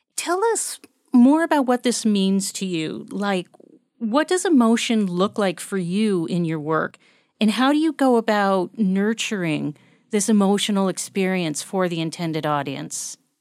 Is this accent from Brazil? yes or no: no; United States; as an American